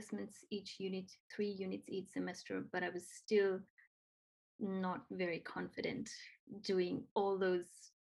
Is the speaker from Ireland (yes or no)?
no; Nepal; first language Nepali; English is a second language; moved away as an adult; now in Australia; I'm from Nepal. I came to Australia in 2014 to study, and I'm still here 7 years.